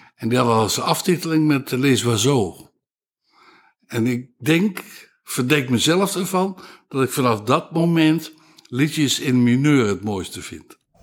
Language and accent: Dutch; 's-Hertogenbosch, North Brabant, Netherlands; moved away as an adult; also born or lived in Castricum; bos, in de Schilderstraat, in het centrum, tot mijn achttiende gewoond